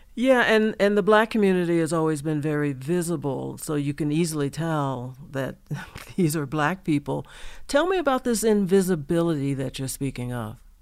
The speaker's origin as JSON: {"language": "English", "region": "the South", "country": "United States", "tie": "born or raised there", "moved": "yes", "lives_now": "Denver, United States", "said": "growing up as a black child in the South"}